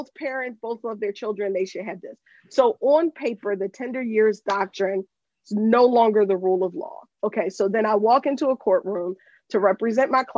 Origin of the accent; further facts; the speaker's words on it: Pennsylvania, United States; also born or lived in Japan; I'm from Pennsylvania. I'm a lawyer in Pennsylvania